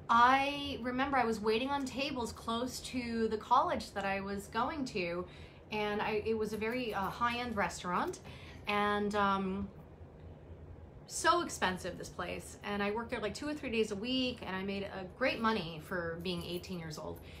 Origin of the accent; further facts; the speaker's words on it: New York City, New York, United States; we grew up in the Bronx